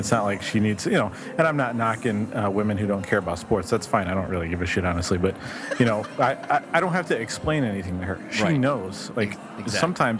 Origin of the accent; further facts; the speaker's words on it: Chicago, Illinois, United States; I'm from Chicago